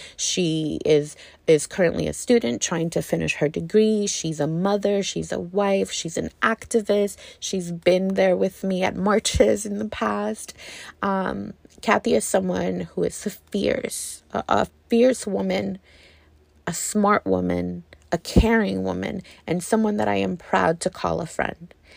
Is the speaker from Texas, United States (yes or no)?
yes; Texas, United States; As a female, as a Texan